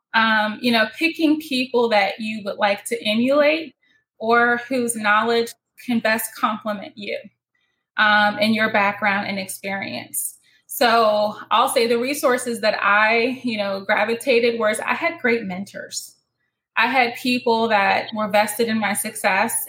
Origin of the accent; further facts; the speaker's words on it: Northeast, United States; I'm from the Northeast and I can speak really quickly.